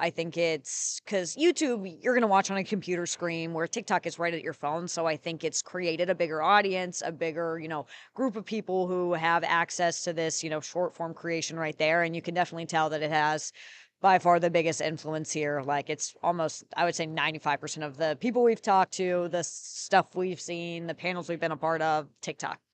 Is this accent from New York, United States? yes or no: no; North Carolina, United States; I am from North Carolina.